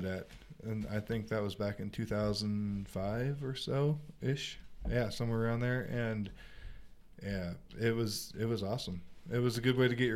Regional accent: Pennsylvania, United States; now in Colorado, United States; I'm from Pennsylvania. I moved out here a long, long time ago

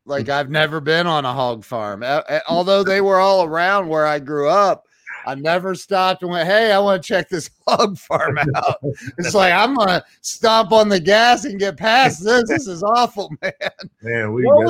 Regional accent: Ohio, United States; I grew up in Ohio

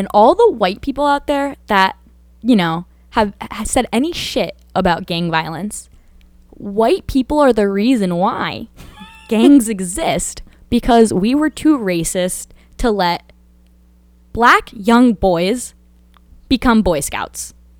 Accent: Danbury, Connecticut, United States; I grew up in Danbury, Connecticut. Biggest high school in Connecticut, diverse as fuck. We have like 50 different languages being spoken.

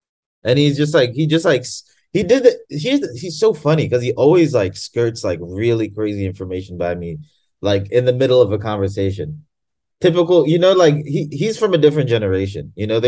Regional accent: Tanzania; And I'm from Tanzania, which is right next to Kenya.

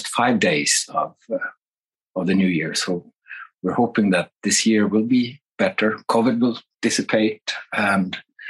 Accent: northern Sweden, Sweden; now in Japan; Life here in Japan, of course, we have winter now, but it's not like in my home country up in the north of Sweden

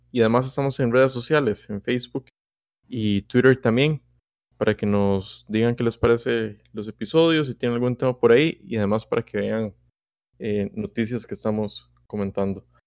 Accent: Costa Rica; somos los costarricenses

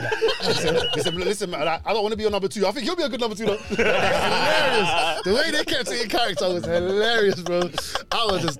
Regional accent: London, United Kingdom; Moroccan. I'm a Moroccan full and full. … means black beard. We're from the Berbers, and I've grown up in Mozart State my whole life, and all the Moroccans are in Ladbroke Grove.

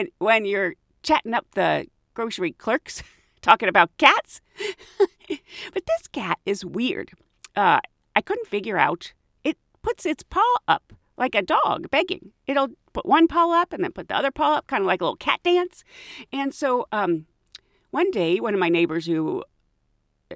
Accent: United Kingdom; I'm British

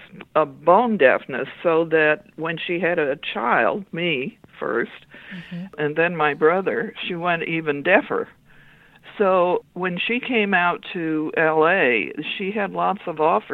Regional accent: Los Angeles, California, United States; moved away as an adult; now in Whidbey Island, United States; I was born in California and lived there except for a couple of years, most of my life.

